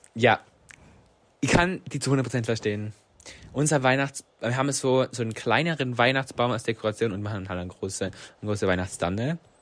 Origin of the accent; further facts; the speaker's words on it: Reutte, Tyrol, Austria; Ich komme aus Reute.